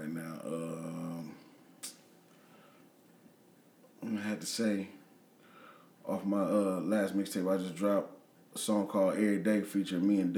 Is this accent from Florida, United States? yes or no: no; Peoria, Illinois, United States; also born or lived in Dallas; I'm from Peoria